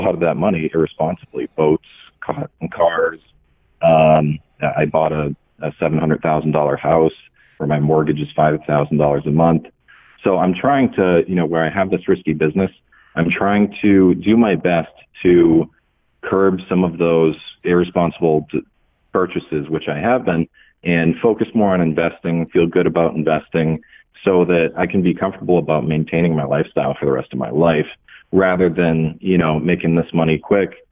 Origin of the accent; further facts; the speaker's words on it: New Hampshire, United States; I'm from New Hampshire